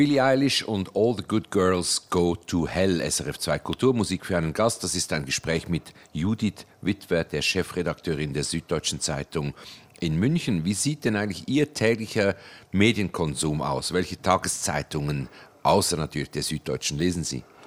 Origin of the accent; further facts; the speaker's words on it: Switzerland; für mich als Schweizer